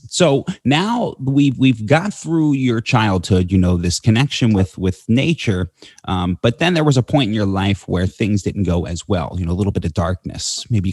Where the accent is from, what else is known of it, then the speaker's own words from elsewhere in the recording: New Jersey, United States; I grew up in New Jersey around Philadelphia.